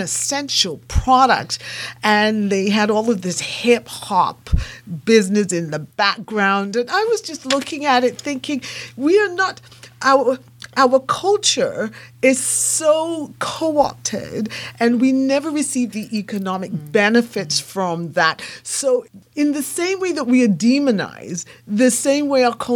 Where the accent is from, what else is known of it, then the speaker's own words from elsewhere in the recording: England, United Kingdom; also born or lived in Japan; now in Canada; I live in Canada. And second of all, I was born in England.